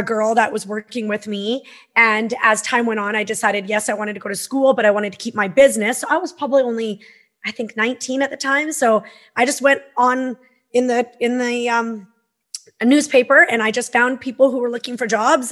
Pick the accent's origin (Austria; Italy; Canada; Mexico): Canada; Peace River, Alberta; now in Okanagan, Canada; I grew up in Northern Alberta, Peace River, Alberta.